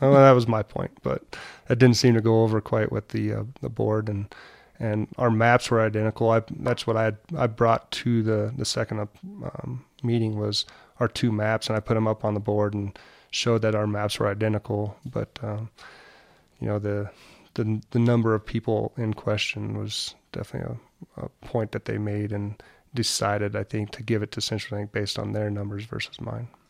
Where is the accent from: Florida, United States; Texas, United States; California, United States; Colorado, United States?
Colorado, United States; Montrose; I'm actually from Montrose, Colorado